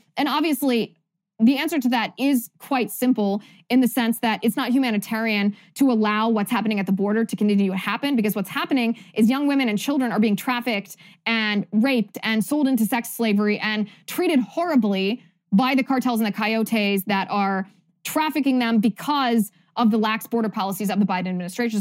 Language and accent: English; Ohio, United States; Oberlin College is in my home state of Ohio.